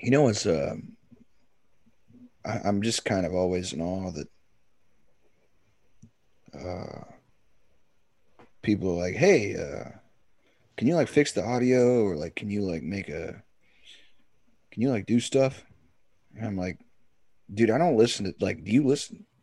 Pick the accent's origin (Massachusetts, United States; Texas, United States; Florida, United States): Texas, United States; I'm from Texas